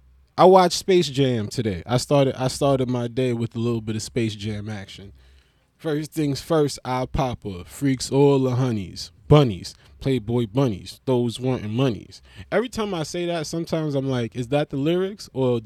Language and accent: English; Melbourne, Victoria, Australia; was gonna say I'm from Melbourne, Australia, but I don't sound like an Australian. But suppose, right? I'm still from Melbourne, but I don't sound Australian because I was like, I grew up in like a Brooklyn.